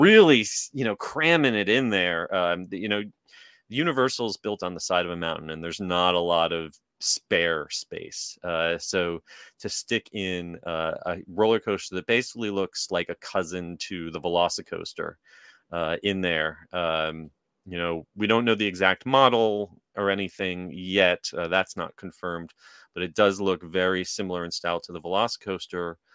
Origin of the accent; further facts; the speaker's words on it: New Jersey, United States; moved away; I, I grew up in New Jersey.